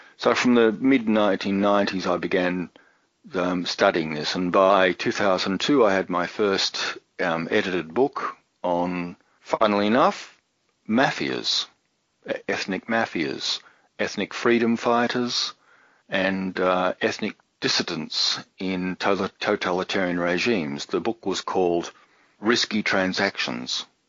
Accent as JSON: {"language": "English", "town": "Sydney", "region": "New South Wales", "country": "Australia", "tie": "born or raised there", "also_born_or_lived": "Brisbane / Germany", "moved": "as an adult", "said": "I'm speaking out of the Sydney area, Sydney, Australia, and I grew up in Sydney. I'm a, a native born Australian"}